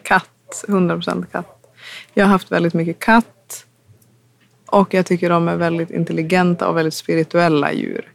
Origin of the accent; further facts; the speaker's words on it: Umeå, Västerbotten County, Sweden; hemma i Umeå